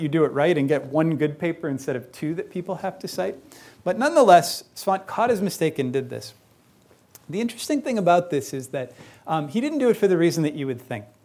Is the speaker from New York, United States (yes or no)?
no; Chicago, Illinois, United States; I grew up in Chicago